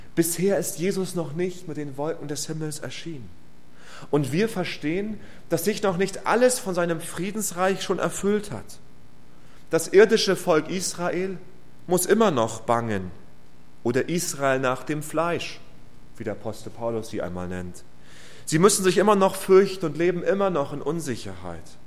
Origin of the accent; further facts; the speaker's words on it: Rostock, Mecklenburg-Vorpommern, Germany; meiner Heimatstadt in Rostock